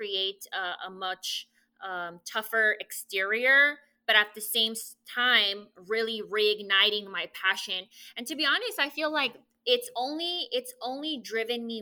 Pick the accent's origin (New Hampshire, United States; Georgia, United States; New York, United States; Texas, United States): Texas, United States; El Paso; moved away as an adult; now in Rio Grande Valley, United States; originally born and raised in El Paso, Texas